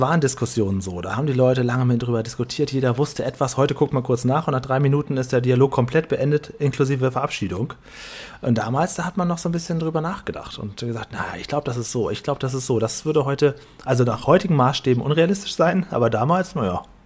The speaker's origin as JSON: {"language": "German", "region": "Northern Germany", "country": "Germany", "tie": "born or raised there", "moved": "yes", "said": "für uns norddeutsche Landeier, ich bin ja in Norddeutschland geboren"}